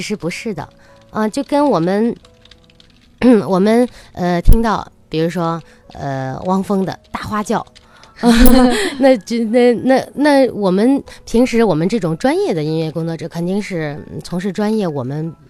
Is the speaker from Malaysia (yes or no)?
no; China; 我们中国人